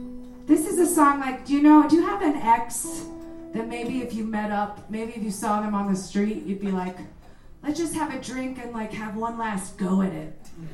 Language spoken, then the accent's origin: English; Mexico; moved away; I'm from Mexico. I can show you my passport.